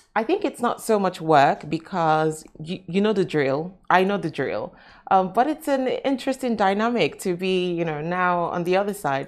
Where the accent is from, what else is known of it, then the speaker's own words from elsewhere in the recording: Nigeria; now in Dubai, United Arab Emirates; I'm Nigerian, I'm African.